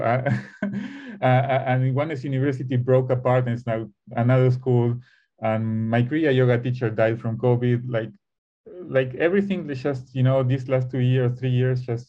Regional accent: Buenos Aires, Argentina; something always pulls me back to Buenos Aires. I'm from Argentina.

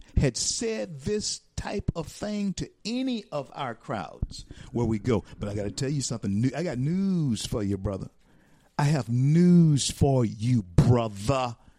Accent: Louisiana, United States; I'm from Louisiana

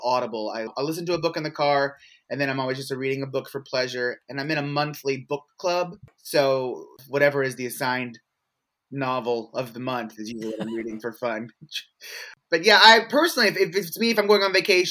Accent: Louisville, Kentucky, United States; also born or lived in Memphis, Tennessee / Chicago; I'm originally from Louisville, born and raised

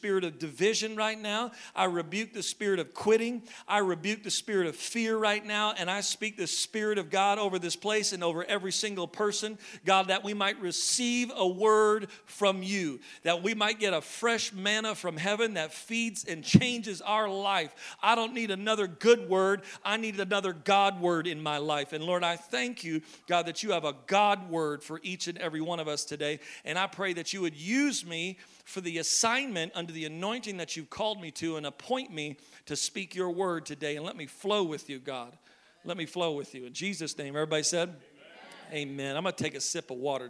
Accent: Maine, United States; because I'm from Maine

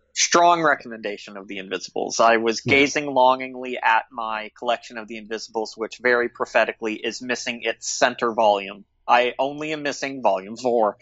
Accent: United States; as an American

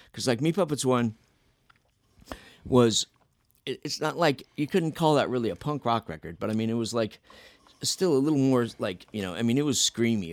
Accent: Phoenix, Arizona, United States; we're from Phoenix

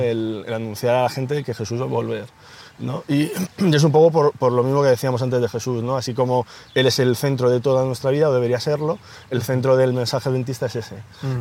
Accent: Ocaña, Castilla-La Mancha, Spain; moved away as an adult; now in Madrid, Spain; mi, hermano y yo somos toledanos, eh, de, Ocaña, un pueblo de Toledo

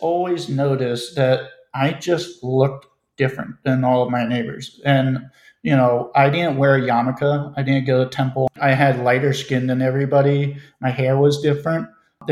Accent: Silver Spring, Maryland, United States; moved away as an adult; now in St. Paul, United States; I'm in Silver Spring, Maryland, and specifically the Rosemary Hills neighborhood

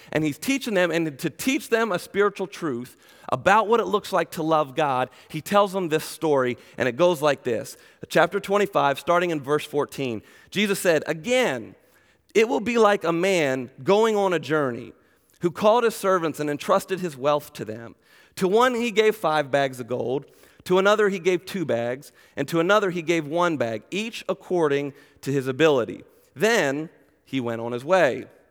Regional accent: Glen Burnie, Maryland, United States; now in Macedonia, Ohio, United States; originally I was born and raised in Glen Burnie, Maryland, just south of Baltimore, so I'm a Maryland boy

